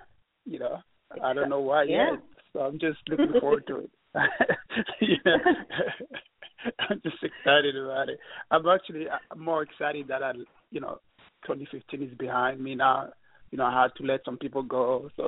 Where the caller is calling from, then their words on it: New York, United States; from New York.